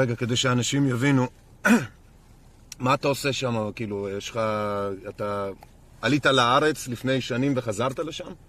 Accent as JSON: {"language": "Hebrew", "country": "Belarus", "tie": "born or raised there", "moved": "yes", "lives_now": "Israel", "said": "אני מבלרוס נולדתי"}